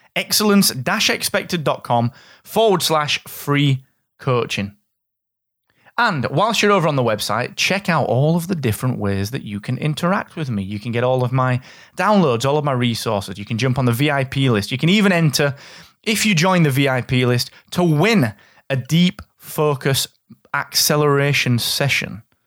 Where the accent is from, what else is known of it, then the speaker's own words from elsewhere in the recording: England, United Kingdom; I'm from England